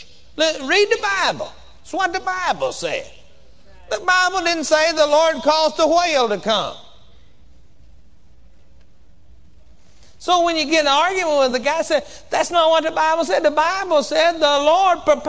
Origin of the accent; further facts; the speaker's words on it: Texas, United States; I come from Texas, and we say whooping down there where I come from